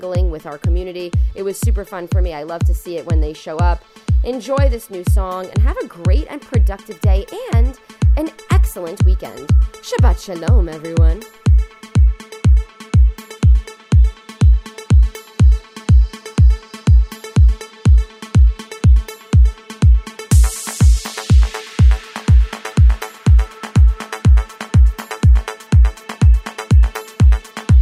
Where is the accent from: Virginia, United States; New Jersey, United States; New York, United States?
New York, United States; New York City; moved away as an adult; also born or lived in Syracuse; now in Israel; I am from New York City